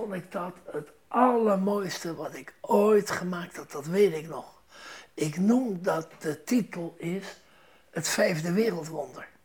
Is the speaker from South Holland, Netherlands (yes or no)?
yes; Rotterdam, South Holland, Netherlands; moved away; Ik ben Rotterdammer